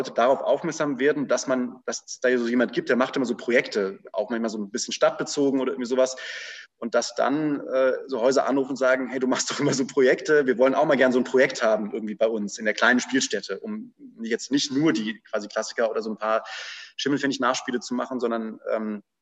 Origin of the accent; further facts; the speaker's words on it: Hildesheim, Lower Saxony, Germany; ich bin in, bin in Hildesheim aufgewachsen und auch so ein bisschen in der freien Szene da sozialisiert im Sinne des, des zuschauenden 15-Jährigen